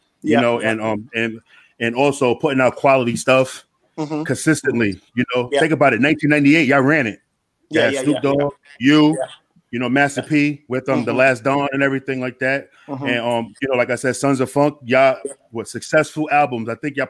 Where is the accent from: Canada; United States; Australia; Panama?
United States; New York City, New York; I'm from New York City, Queensbridge